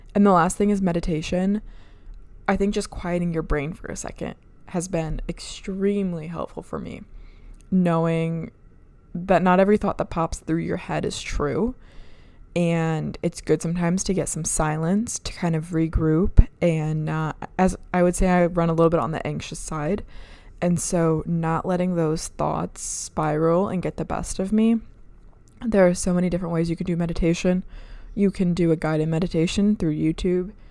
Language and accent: English; Michigan, United States; moved away; I was working as an E R nurse up in Michigan, my hometown, and I was living at home